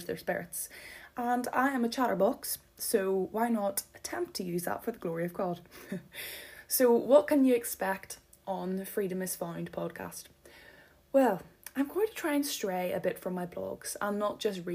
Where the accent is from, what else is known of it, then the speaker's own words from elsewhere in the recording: Donaghadee, Northern Ireland, United Kingdom; moved away as an adult; now in Belfast, United Kingdom; right now we are living in the centre of Belfast. However, I am from Donaghadee, and boy, do I miss the sea and the lighthouse